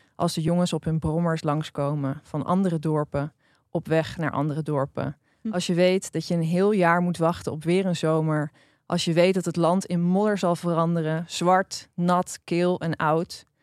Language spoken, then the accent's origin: Dutch; Drenthe, Netherlands; ik ben opgegroeid in Drenthe